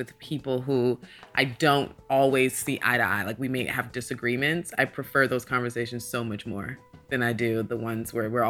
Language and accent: English; Sandy Springs, Georgia, United States; also born or lived in New Haven, Connecticut / North Carolina; And I am from Atlanta, Georgia, mostly Sandy Springs, Georgia. That's the suburbs. And I was born in New Haven, Connecticut. And we moved to North Carolina when I was younger.